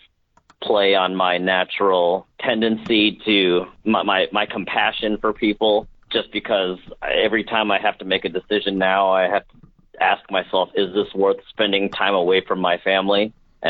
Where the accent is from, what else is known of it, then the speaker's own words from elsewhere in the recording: St. Louis, Missouri, United States; moved away as an adult; also born or lived in Galena, Missouri; we're from St. Louis